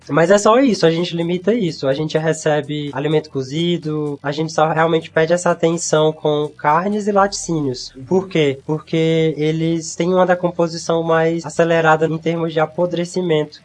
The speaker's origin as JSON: {"language": "Portuguese", "town": "Pedro II", "region": "Piauí", "country": "Brazil", "tie": "born or raised there", "said": "Eu sou de Pedro II, sim, sim. aqui no interior do Piauí, então cresci lá perto de uma reserva ambiental"}